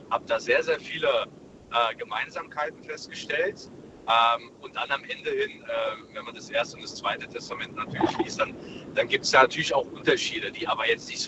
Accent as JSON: {"language": "German", "country": "Germany", "tie": "born there", "said": "ich bin hier in, in Deutschland geboren und äh, deswegen kenne ich natürlich auch beide Kulturen."}